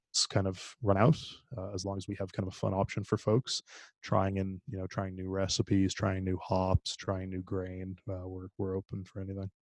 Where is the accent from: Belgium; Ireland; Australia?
Ireland; moved away; I'm actually originally from Ireland